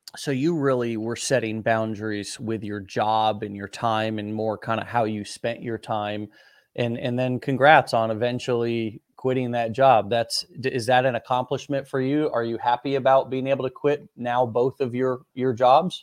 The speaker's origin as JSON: {"language": "English", "country": "United States", "first_language": "English", "said": "somebody like me who's an American who English was my first language"}